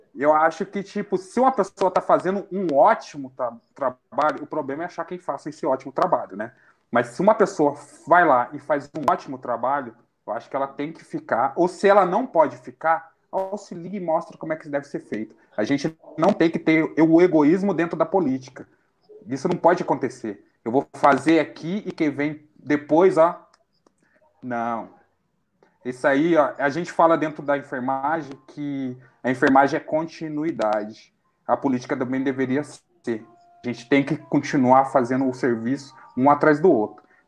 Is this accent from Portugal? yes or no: no; Itajubá, Minas Gerais, Brazil; also born or lived in São José dos Campos; eu nasci em São José dos Campos, mas eu falo que eu fui resgatado, que a minha mãe é daqui. Minha mãe tirou a gente de São José dos Campos e falou: eu vou criar meu filho em Itajubá.